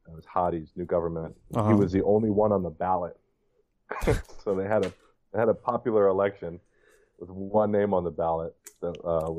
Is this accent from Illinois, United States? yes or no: no; New York City, New York, United States; now in Wisconsin, United States; I'm from New York City.